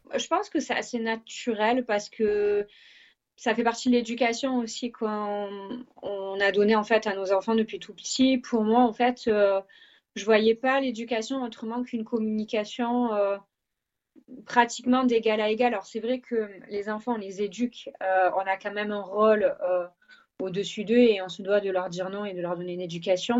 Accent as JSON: {"language": "French", "town": "Marseille", "region": "Provence-Alpes-Côte d'Azur", "country": "France", "tie": "born or raised there", "also_born_or_lived": "Vaucluse / French Guiana", "accent": "southern French", "moved": "as an adult", "lives_now": "England, United Kingdom", "said": "je suis originaire de Marseille, j'ai vécu assez longtemps quand même dans le Vaucluse"}